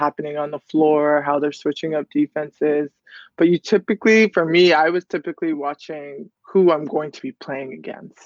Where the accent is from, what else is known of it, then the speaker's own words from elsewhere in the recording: Toronto, Ontario, Canada; I'm from Toronto. It's cold in the winter